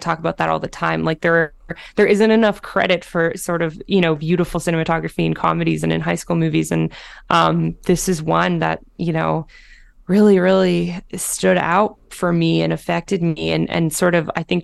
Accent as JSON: {"language": "English", "town": "Toronto", "region": "Ontario", "country": "Canada", "said": "I'm from Toronto"}